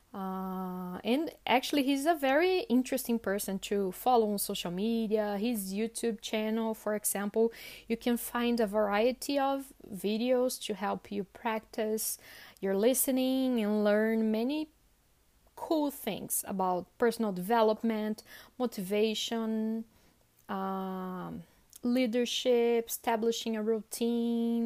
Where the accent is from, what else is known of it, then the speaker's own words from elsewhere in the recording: Sorocaba, São Paulo, Brazil; I'm from Sorocaba, sorry, I forgot to mention that, uh, which is about a hundred kilometers from São Paulo